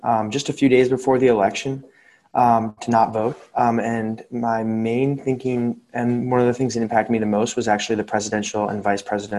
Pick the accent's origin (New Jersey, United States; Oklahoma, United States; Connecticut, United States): New Jersey, United States; Princeton; I'm from Princeton, New Jersey